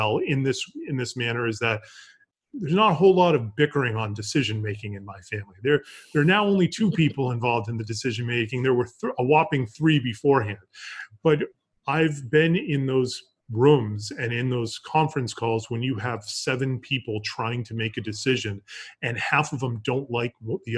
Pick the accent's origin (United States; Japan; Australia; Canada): United States; Massachusetts; moved away as an adult; also born or lived in Colorado / Florida; I grew up in Massachusetts